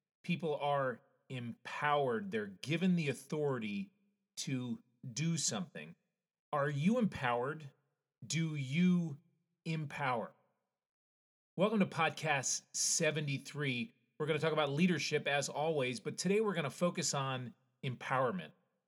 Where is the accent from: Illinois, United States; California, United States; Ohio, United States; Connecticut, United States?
Connecticut, United States; I grew up in Connecticut where you had to wait 6 months to get your license.